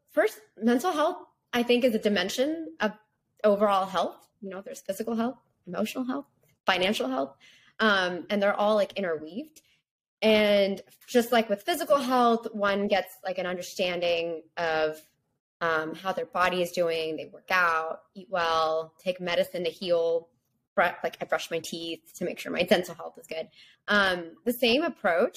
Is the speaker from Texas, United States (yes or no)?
yes; Texas, United States; I'm from Texas